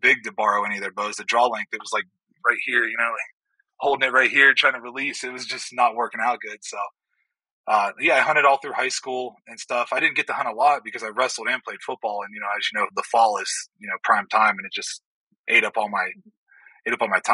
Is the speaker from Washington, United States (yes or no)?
no; Youngstown, Ohio, United States; moved away; I grew up in Northeast Ohio, up around Youngstown